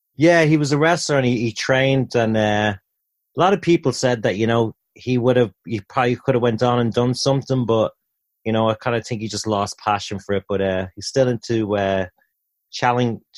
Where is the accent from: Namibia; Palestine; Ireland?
Ireland; Dublin, Leinster; moved away as an adult; also born or lived in Tampa / Orlando; in the centre of Dublin from my childhood.